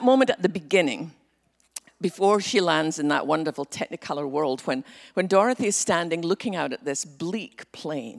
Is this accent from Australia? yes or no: no; west coast of Scotland, United Kingdom; now in Texas, United States; growing up in Scotland